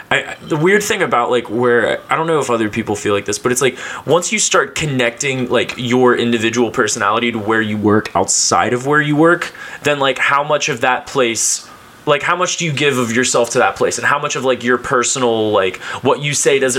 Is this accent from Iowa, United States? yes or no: no; Cincinnati, Ohio, United States; I grew up in Cincinnati, went to Ohio State, work now as a, actually, I work as a radio producer in marketing and that sort of thing.